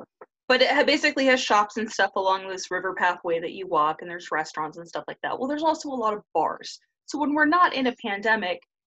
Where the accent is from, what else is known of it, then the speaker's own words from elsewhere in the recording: Surf City, California, United States; also born or lived in Huntington Beach, California; I grew up in Surf City, USA. Okay, I grew up a couple cities away and then lived there.